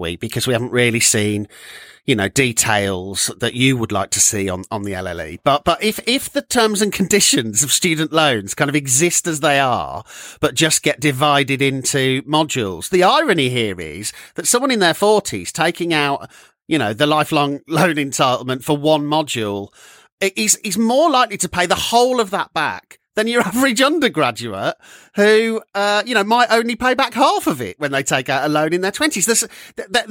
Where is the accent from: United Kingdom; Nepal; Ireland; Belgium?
United Kingdom; Walsall, West Midlands; moved away; back in Walsall in my hometown